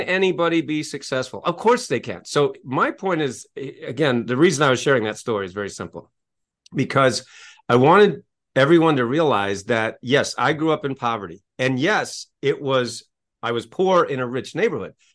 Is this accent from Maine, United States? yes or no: yes; Maine, United States; I grew up in Maine, in, in New England